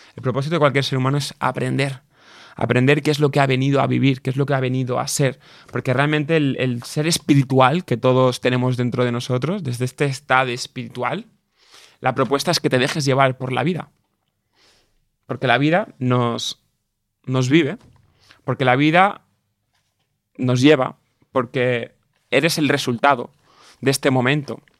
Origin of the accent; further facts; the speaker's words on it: a village near Barcelona, Catalonia, Spain; also born or lived in England; yo en mi pueblo, en mi pequeño entorno, hasta los 18 años o 16 que empecé a, volar, entre comillas, ¿no? Con 16, 15 ya empezaba a ir cada día a Barcelona, a la ciudad, ¿no? Yo era del pueblo